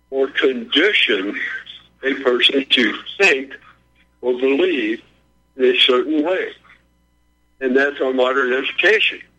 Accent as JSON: {"language": "English", "region": "California", "country": "United States", "tie": "born or raised there", "said": "Now, I grew up in California. I went to school in California"}